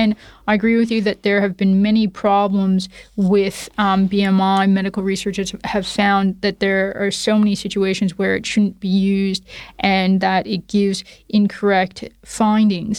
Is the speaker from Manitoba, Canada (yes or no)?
no; Toronto, Ontario, Canada; accent: Canadian; moved away as an adult; now in Perth, Australia; my accent is Canadian. So I was born and raised in Toronto, Canada.